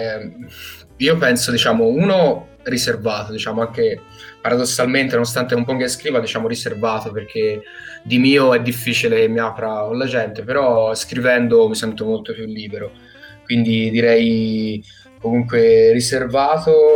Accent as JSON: {"language": "Italian", "town": "Prato", "region": "Tuscany", "country": "Italy", "said": "vengo da Prato, eh, Toscana"}